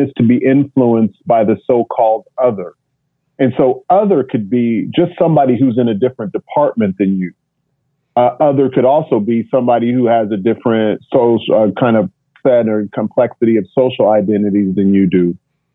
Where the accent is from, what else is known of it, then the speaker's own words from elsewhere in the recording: Kansas, United States; first language English; moved away as an adult; now in Basel, Switzerland; I grew up in Kansas